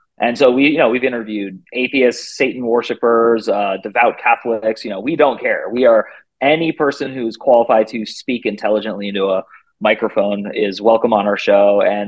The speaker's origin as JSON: {"language": "English", "region": "California", "country": "United States", "lives_now": "Phoenix, United States", "said": "I currently live in Phoenix, Arizona. I'm from the Bay Area of California, but I've lived all over the country. I've lived in 9 or 10 states now, and I've even lived in other countries."}